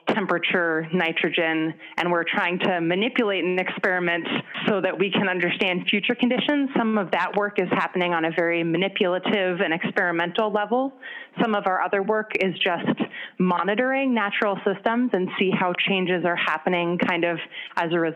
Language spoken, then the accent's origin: English; California, United States; moved away as an adult; now in Minnesota, United States; I grew up in California in a very outdoorsy family